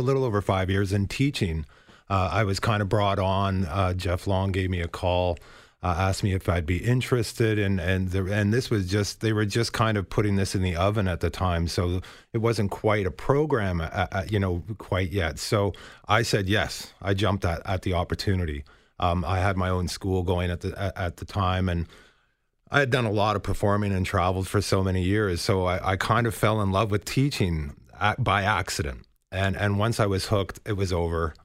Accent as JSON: {"language": "English", "town": "Toronto", "region": "Ontario", "country": "Canada", "tie": "born or raised there", "said": "we're both kids from Scarborough"}